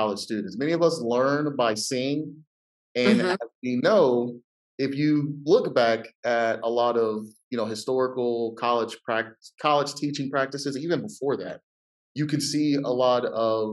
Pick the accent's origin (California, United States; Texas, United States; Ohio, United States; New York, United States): Ohio, United States; I'm from Ohio